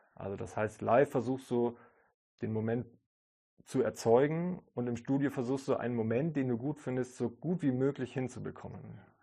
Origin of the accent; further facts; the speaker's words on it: Kaufbeuren, Bavaria, Germany; da, wo ich aufgewachsen bin, in Kaufbeuren